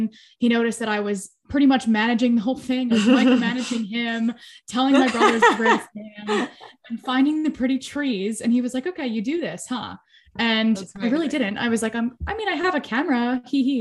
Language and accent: English; Philadelphia, Pennsylvania, United States; I'm from Philly